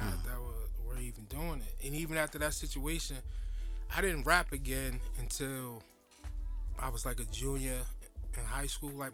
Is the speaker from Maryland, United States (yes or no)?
no; Jersey City, New Jersey, United States; I'm from Jersey City, born and raised. I ain't been no other place.